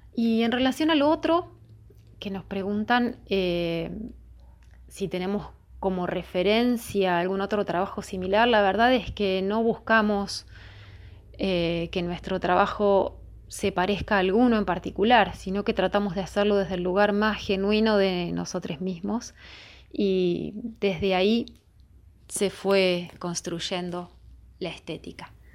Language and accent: Spanish; Ingeniero Jacobacci, Río Negro, Argentina; now in Luis Guillón, Argentina; Yo soy Río Negrina, de Ingeniero Jacobasi, pero vivo en Luis Guillón